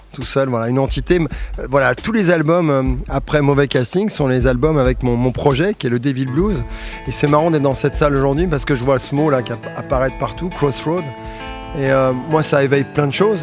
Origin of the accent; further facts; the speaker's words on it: Suresnes, Île-de-France, France; also born or lived in Paris; je suis né à Suresnes, euh, dans les Hauts-de-Seine